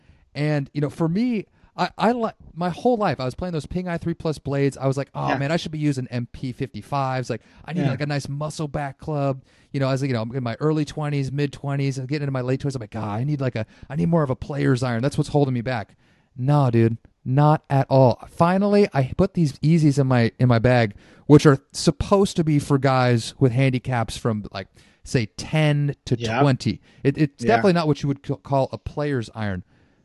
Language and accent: English; Santa Rosa, California, United States; So I grew up in the North Bay. I grew up in Santa Rosa.